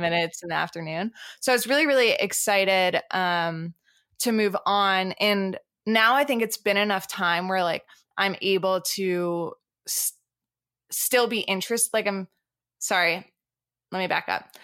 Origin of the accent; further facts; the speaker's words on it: France; moved away; also born or lived in Boston / Colorado Springs; I have dual, dual citizenship, so I'm originally from France.